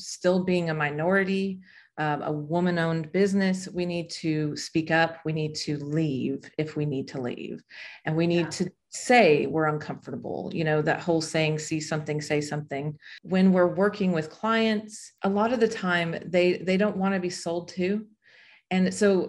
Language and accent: English; Las Vegas, Nevada, United States; I'm from Las Vegas. When we moved from Las Vegas to North Las Vegas